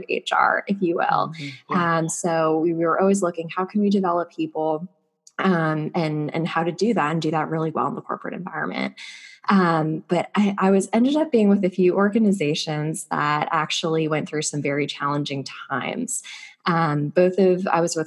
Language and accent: English; Naples, Florida, United States; moved away as an adult; also born or lived in Northeast United States; I grew up actually down in Florida, down in sunny Florida on the West Coast in a small town called Naples